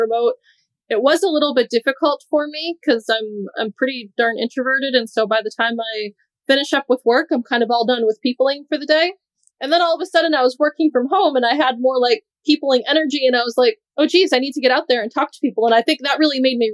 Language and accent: English; New Hampshire, United States; now in Doha, Qatar; I'm from New Hampshire. My parents, siblings and whatnot are here